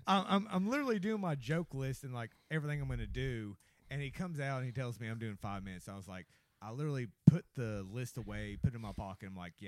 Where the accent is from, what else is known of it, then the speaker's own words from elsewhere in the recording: Arkansas, United States; I grew up in Arkansas.